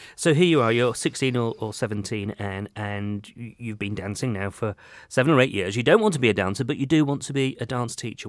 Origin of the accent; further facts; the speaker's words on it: Yorkshire and the Humber, United Kingdom; now in Devon, United Kingdom; I'm a northerner. I came from Yorkshire